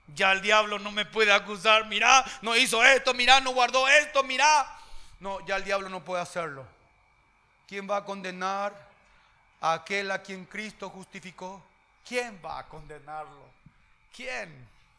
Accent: Paraguay; Yo ya no soy simplemente paraguayo

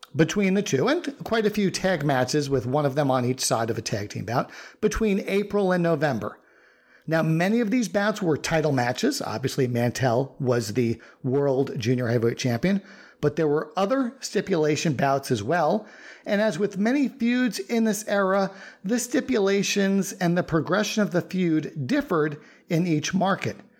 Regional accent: New York, United States; since both you and I grew up in New York

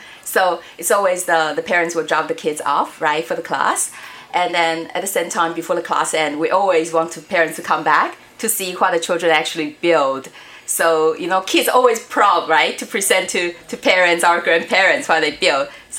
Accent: Niagara, Ontario, Canada; Like for me, Niagara is my hometown in Canada

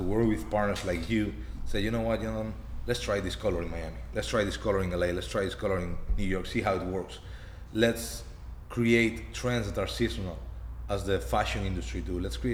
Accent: Spain; We're from Spain

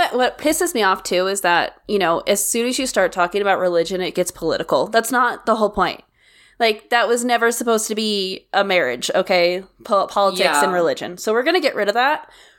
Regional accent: the Bible Belt, United States; I grew up in the Bible Belt, technically, and a town of, you know, 2,000 people, 7 churches, 1 stoplight kind of situation. And so I grew up in the Baptist church, not Southern Baptist, normal Baptist.

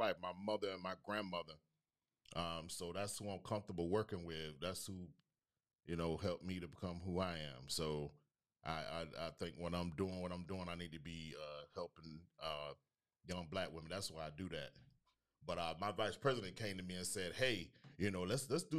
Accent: Panama City, Florida, United States; moved away; also born or lived in Tallahassee; I'm from Panama City, Florida. Born and raised in PC.

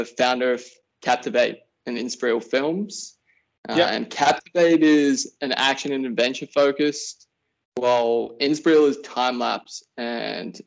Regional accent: Wollongong, New South Wales, Australia; I'm born and raised in Wollongong, which is just the south Gong. Of Sydney.

